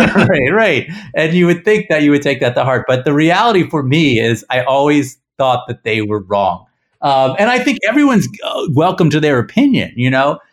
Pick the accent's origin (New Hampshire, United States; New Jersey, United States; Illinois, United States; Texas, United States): New Jersey, United States; Princeton; we grew up in Princeton, New Jersey